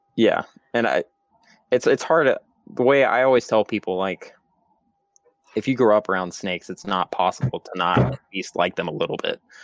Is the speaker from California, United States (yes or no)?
no; Georgia, United States; also born or lived in West Texas; I am originally from Georgia